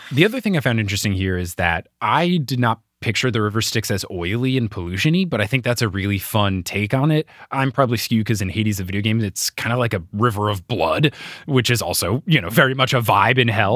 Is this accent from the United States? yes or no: yes; New Jersey, United States; as much as I love my home state, The Jersey Turnpike is terrible